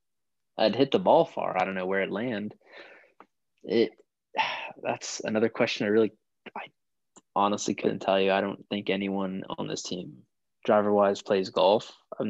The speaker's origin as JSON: {"language": "English", "town": "Miami", "region": "Florida", "country": "United States", "moved": "yes", "lives_now": "North Carolina, United States", "said": "I'm from Miami"}